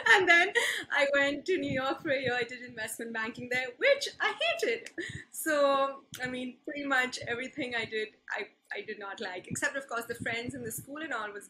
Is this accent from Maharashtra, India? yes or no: yes; Mumbai, Maharashtra, India; moved away as an adult; also born or lived in Berkeley, United States / Philadelphia, United States; I've been born and brought up in Bombay's cathedral schooling